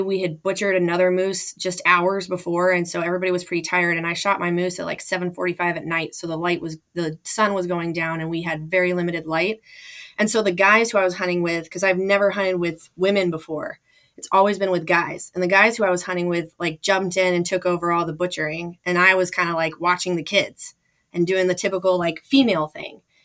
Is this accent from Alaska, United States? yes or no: yes; Anchorage, Alaska, United States; also born or lived in Fairbanks, Alaska; I was born in Fairbanks, Alaska, and grew up in Anchorage